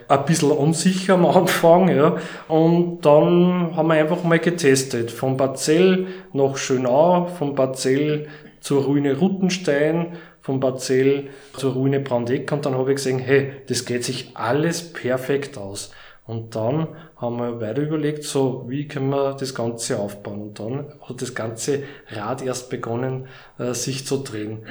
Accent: Steyr, Upper Austria, Austria; moved away as an adult; now in Mühlviertel, Austria; ich komme ja ursprünglich aus Steyr

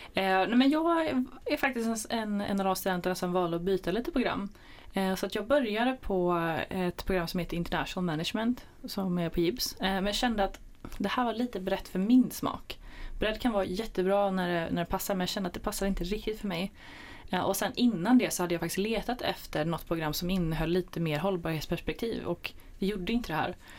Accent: Jönköping area, Jönköping County, Sweden; jag kom lite från Jönköpingsområdet

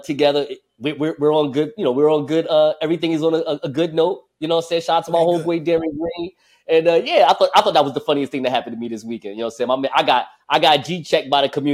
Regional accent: Newark, New Jersey, United States; It's a publication here in my hometown, Newark, New Jersey

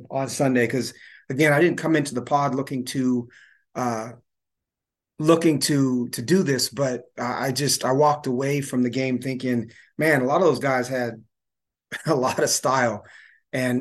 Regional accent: Seattle, Washington, United States; moved away as an adult; now in Walla Walla, United States; Born and raised in Seattle

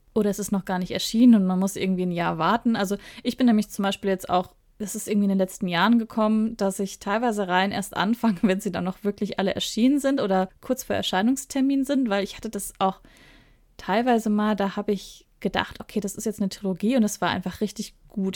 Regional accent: Ruhr area, North Rhine-Westphalia, Germany; moved away; also born or lived in southern Germany; Ich komme ursprünglich aus Nordrhein-Westfalen, aus dem Ruhrgebiet näher gesagt, und wohne jetzt aber im Süden Deutschland

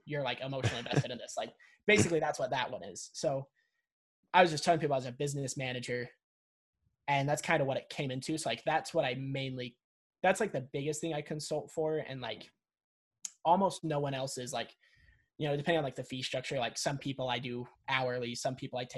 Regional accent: Salt Lake City, Utah, United States; I'm from Salt Lake City, Utah

